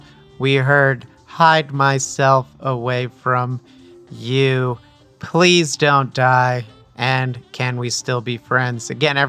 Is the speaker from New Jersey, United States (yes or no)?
yes; Montclair, New Jersey, United States; Bloomfield Ave Cafe was in Montclair, up by where I grew up.